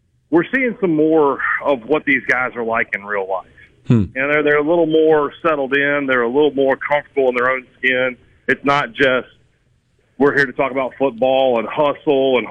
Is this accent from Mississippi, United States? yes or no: yes; Vicksburg, Mississippi, United States; my hometown of Vicksburg